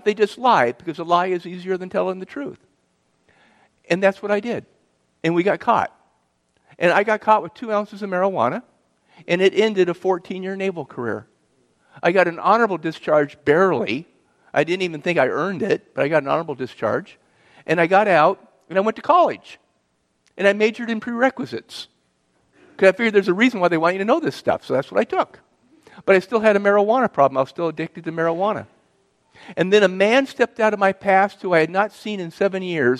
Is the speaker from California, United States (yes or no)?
yes; Southern California, United States; I grew up in Southern California to a broken family